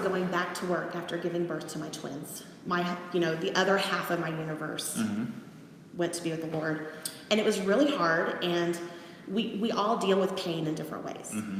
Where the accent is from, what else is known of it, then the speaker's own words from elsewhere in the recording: Texas, United States; I'm from Texas